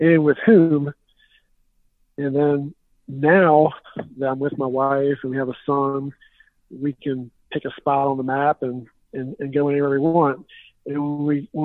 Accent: Richmond, Virginia, United States; now in Petersburg, United States; I'm from Richmond, Virginia, and we live down in Petersburg, Virginia

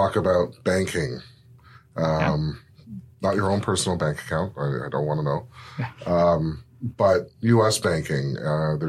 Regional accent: Mississauga, Ontario, Canada; Mississauga, my hometown.

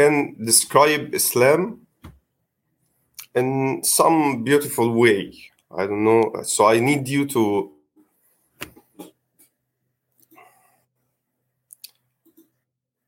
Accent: Egypt; English is a second language; I'm from Egypt

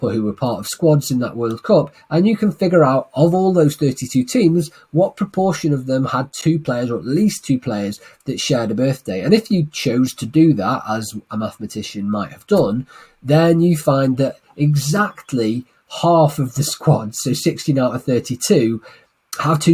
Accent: Manchester, North West England, United Kingdom; my hometown of Manchester

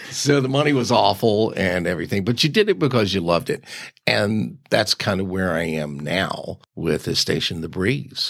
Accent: Richmond, Virginia, United States; I was born on Broad Street

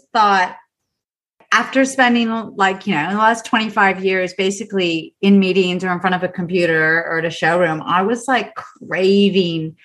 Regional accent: United States; now in Australia; I'm American

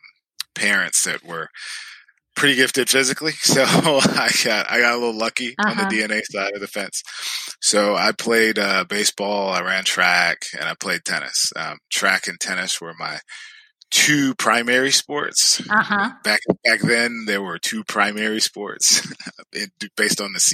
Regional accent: the South, United States; I grew up in the South, and it was interesting because sports in the South are virtually a part of life.

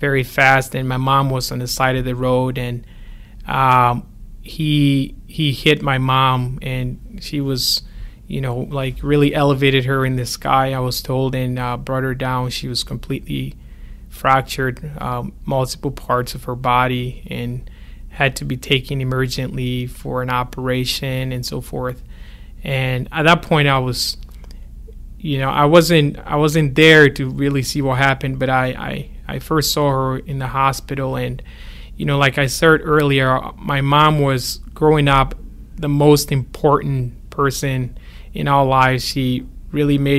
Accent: Ghana; moved away; I grew up in Ghana

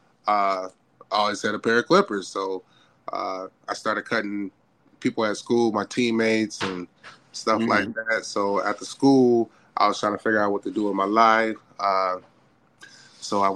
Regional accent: Fort Dodge, Iowa, United States; also born or lived in Des Moines, Iowa; I am from Des Moines, Iowa. Grew up in a small town called Fort Dodge, but spent most of my life here in Des Moines.

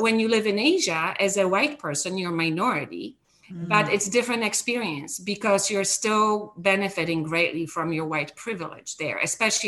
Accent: Poland; moved away as an adult; now in United States; I grew up in Poland. I left Poland when I was just turned 20 years old

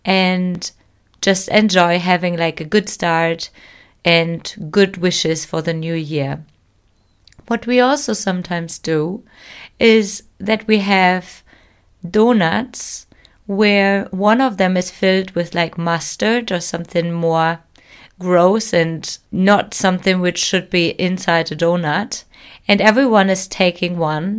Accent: Germany; Hi everyone … I'm your host of this show and I'm from Germany.

